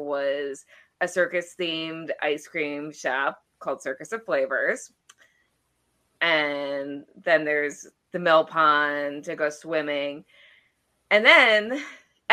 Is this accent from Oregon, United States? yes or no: no; Wisconsin, United States; born or raised there